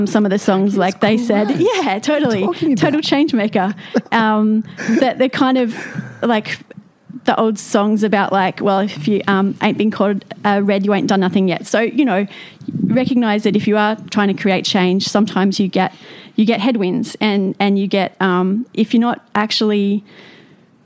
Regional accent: Wollongong, New South Wales, Australia; moved away as an adult; I'm from Wollongong, born and bred.

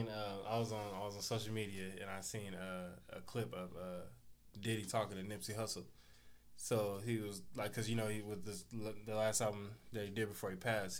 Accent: Los Angeles, California, United States; You asking me because you're not from California, I would say I'm from Crenshaw, South Central.

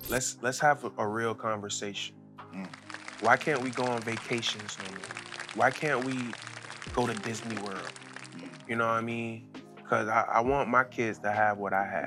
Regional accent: Jamaica; Jamaicans, we're not into that gay stuff

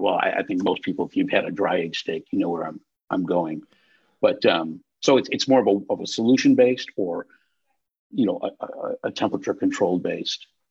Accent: North Shore, Illinois, United States; I grew up on the North Shore

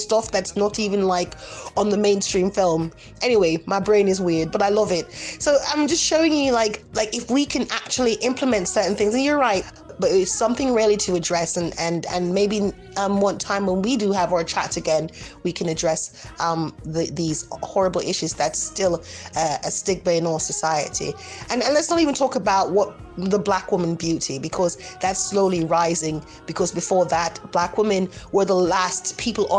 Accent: Canada; moved away as an adult; also born or lived in Jamaica; now in Spain; I was part raised in Jamaica, I was brought up in Canada

